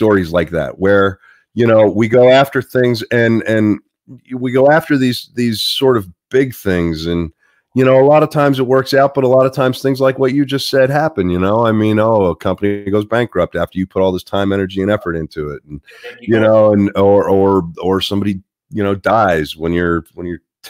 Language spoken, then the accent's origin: English; Pittsburgh, Pennsylvania, United States; I'm from Pittsburgh